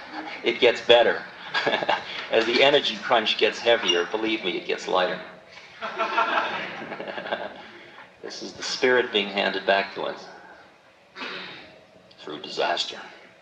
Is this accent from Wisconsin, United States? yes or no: no; California, United States; No, Maharaji, I'm from California.